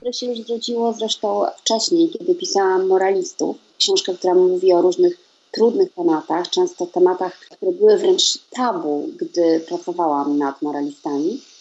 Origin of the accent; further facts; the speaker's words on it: Poland; moved away as an adult; now in Sweden; z Polski pochodzę